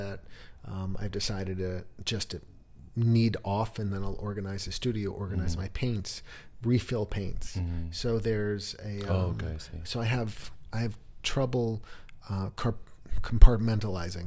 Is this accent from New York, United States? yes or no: yes; New York City, New York, United States; I grew up in New York City